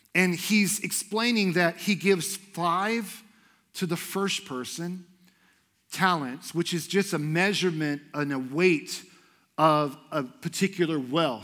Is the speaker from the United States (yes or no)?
yes; Houston, Texas, United States; moved away as an adult; now in Idaho, United States; I moved here from Houston, Texas, because I believed that God wanted me to love on people in Idaho